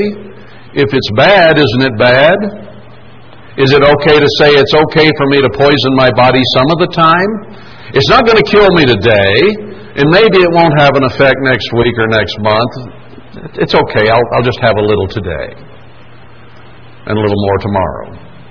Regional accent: United States; as an American

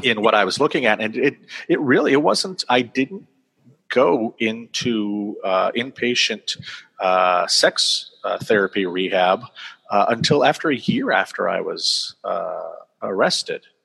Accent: Auburn, Maine, United States; my hometown, why can't where I live now

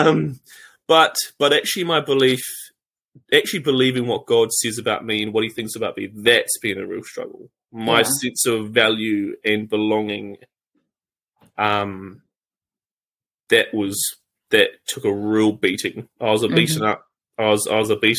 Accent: New Zealand; also born or lived in Cambodia; I became different than a typical New Zealand boy. And so when I came back from Cambodia when I was 16 to New Zealand

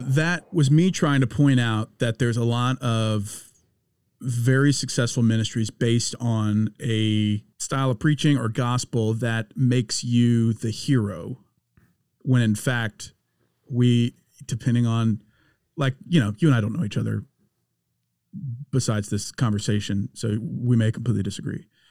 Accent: Louisiana, United States; I'm being from Louisiana

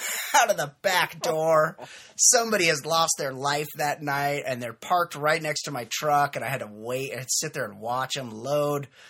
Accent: Costa Mesa, California, United States; I was in my hometown of Costa Mesa, California

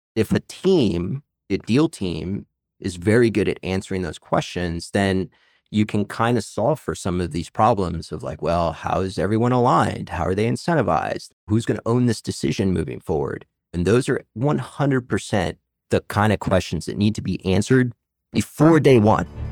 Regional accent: Arlington, Virginia, United States; I'm actually a native of this area. I grew up in Arlington, Virginia.

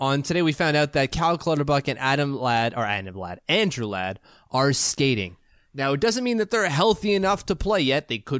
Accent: Canada; Hell, as a Canadian, we've seen Casey Cizikas kill penalties like a champion for years.

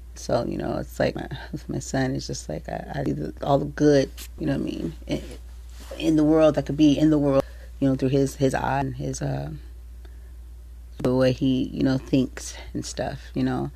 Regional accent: San Diego, California, United States; born or raised there

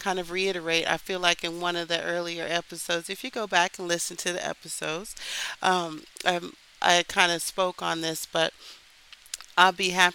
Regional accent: Texas, United States; now in Philadelphia, United States; I grew up in Texas

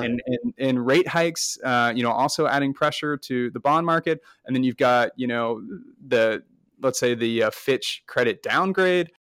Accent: United States; as an American investor, which I am

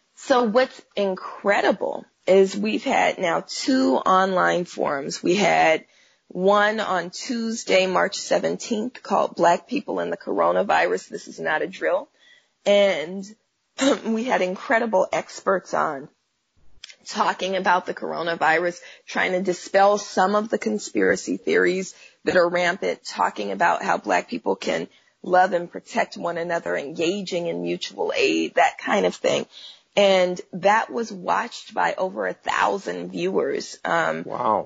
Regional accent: Oakland, California, United States; now in Los Angeles, United States; I'm from Oakland, California, and I was born in the 70s, even though that uh, still makes me 29, right? Um, but, you know, being raised um, in what's, you know, most of us in Oakland call the Panther Cub generation

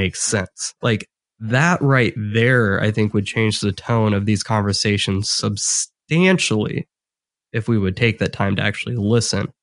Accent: Midwest, United States; me and Chris are just these Midwesterners that have like no accent at all

